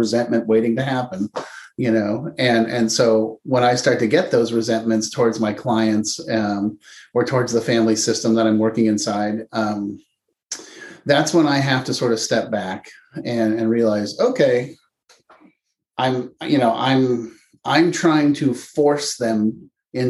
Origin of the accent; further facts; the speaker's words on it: Palo Alto, California, United States; I grew up in Palo Alto, California